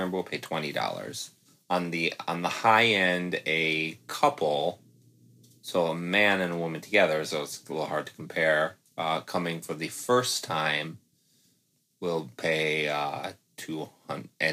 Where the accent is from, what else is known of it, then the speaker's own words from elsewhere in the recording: Midwest, United States; I'm from the Midwest